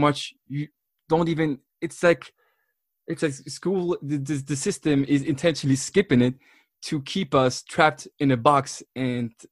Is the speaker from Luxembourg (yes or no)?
yes; Luxembourg; being born and raised in Luxembourg